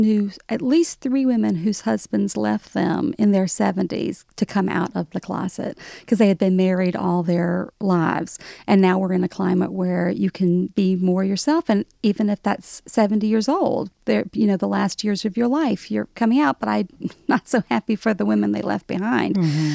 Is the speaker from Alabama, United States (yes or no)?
yes; Alabama, United States; accent: Southern; moved away as an adult; now in New York, United States; me growing up in Alabama